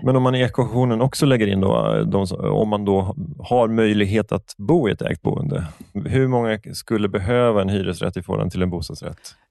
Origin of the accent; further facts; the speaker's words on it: Stockholm, Stockholm County, Sweden; jag som stockholmare